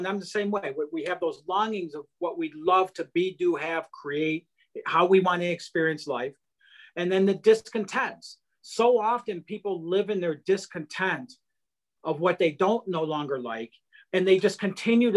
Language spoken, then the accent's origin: English; Detroit, Michigan, United States; now in South Carolina, United States; Originally from Detroit, Michigan